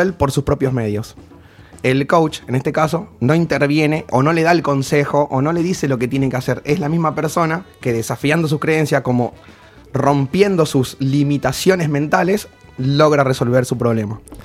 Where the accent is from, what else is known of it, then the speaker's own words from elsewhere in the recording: Formosa, Argentina; moved away; soy de Formosa